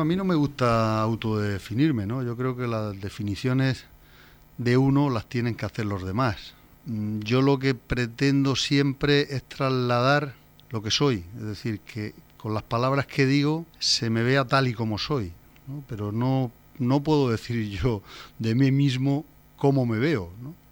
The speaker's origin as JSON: {"language": "Spanish", "town": "Torre Pacheco", "region": "Region of Murcia", "country": "Spain", "also_born_or_lived": "Madrid", "moved": "as an adult", "said": "me casé muy joven con una murciana, la cual la convertí en pachequera, porque nos vinimos a vivir aquí"}